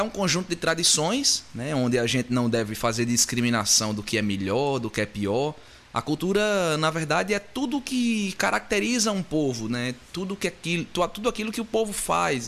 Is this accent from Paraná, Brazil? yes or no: no; Patos, Paraíba, Brazil; accent: interior da Paraíba, do Sertão; now in Caicó, Brazil; eu sou paraibano, sou filho de Patos, na Paraíba, e atualmente moro em Caicó, Rio Grande do Norte